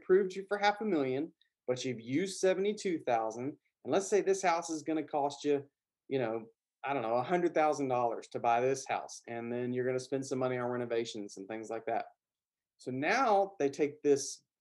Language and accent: English; the South, Southern United States, United States; accent: Southern; my Southern accent